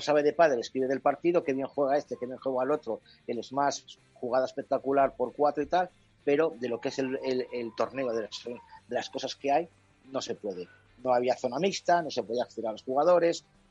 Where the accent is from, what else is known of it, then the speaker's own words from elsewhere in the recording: Valladolid, Castile and León, Spain; como vallisoletano